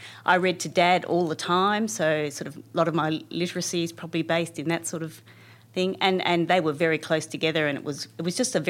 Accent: Canberra, Australian Capital Territory, Australia; I'm one of those people who are from Canberra. I grew up here in a ordinary middle-class family and all the benefits that brings.

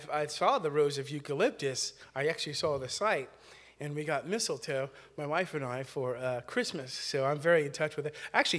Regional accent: Napa, California, United States; also born or lived in North Carolina; Well, my roots are from North Carolina, but we made way to Northern California. Yeah, so at Napa, by way of Travis Air Force Base, so I was a military brat

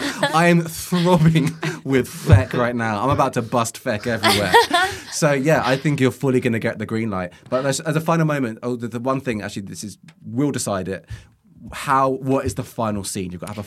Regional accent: Luton, East of England, United Kingdom; I grew up in Luton

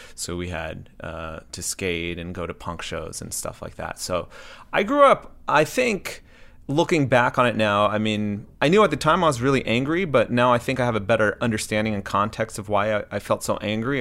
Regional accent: Southern California, United States; also born or lived in Baltimore, Maryland; my parents moved to Southern California

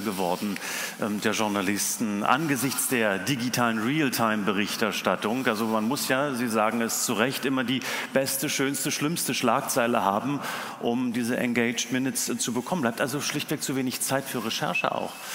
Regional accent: Germany

